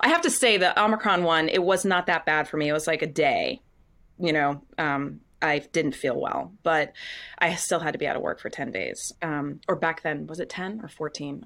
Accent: Windham, Maine, United States; also born or lived in Scarborough, Maine; I grew up, yep, I grew up in Wyndham, Maine. Um, I, well, I moved to Maine, uh, when I was six. We first moved to Scarborough, and then when I was eleven, we moved to Wyndham.

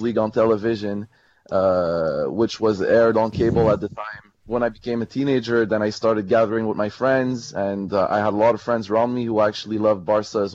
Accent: Montreal, Quebec, Canada; people such as myself who were born in Montreal

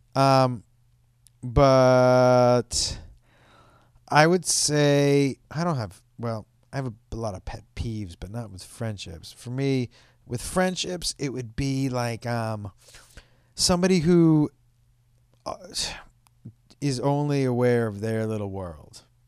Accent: Boston, Massachusetts, United States; I'm from Boston

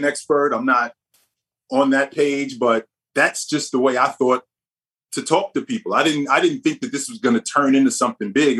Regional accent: Jersey City, New Jersey, United States; also born or lived in Vermont / Utah / Ireland; I'm born and raised in Jersey City. So I'm from Jersey.

